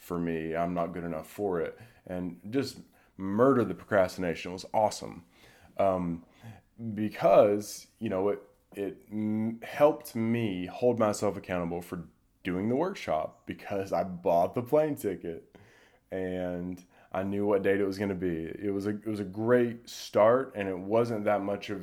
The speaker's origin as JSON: {"language": "English", "town": "Durham", "region": "North Carolina", "country": "United States", "tie": "born or raised there", "said": "my hometown, Durham, North Carolina"}